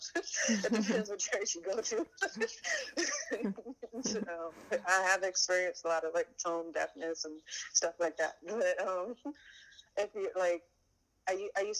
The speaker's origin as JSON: {"language": "English", "town": "New York City", "region": "New York", "country": "United States", "said": "I'm from East New York, Brooklyn"}